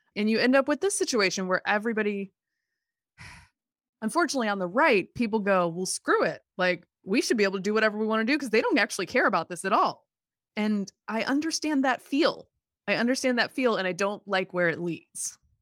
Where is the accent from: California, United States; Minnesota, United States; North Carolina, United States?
North Carolina, United States; Durham; this wonderful science museum in my hometown